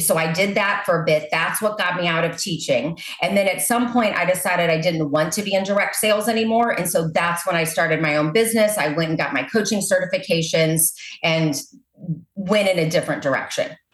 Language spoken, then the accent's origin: English; Maryland Heights, Missouri, United States; also born or lived in Southern California; now in O'Fallon, United States; I grew up in Maryland Heights, Missouri.